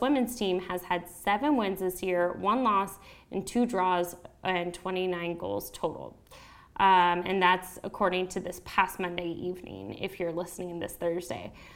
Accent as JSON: {"language": "English", "country": "United States", "accent": "American", "said": "my home country, the U.S."}